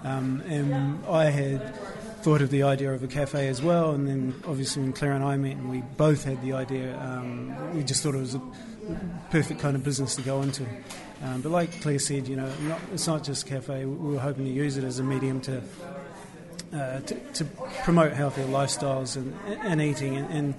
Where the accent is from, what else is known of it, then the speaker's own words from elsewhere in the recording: New Zealand; moved away as an adult; now in Cork, Ireland; I'm a New Zealander